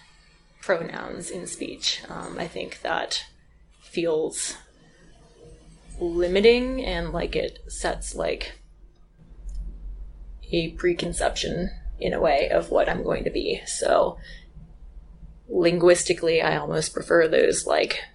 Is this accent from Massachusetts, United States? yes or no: yes; Western Massachusetts, United States; moved away as an adult; also born or lived in Wyoming; now in Moab, United States; I grew up in Western Massachusetts